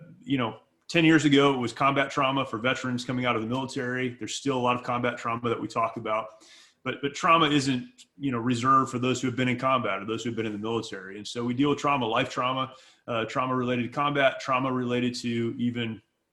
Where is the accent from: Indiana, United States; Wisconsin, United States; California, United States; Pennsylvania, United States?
California, United States; Southern; I grew up in California. I grew up here in Southern California.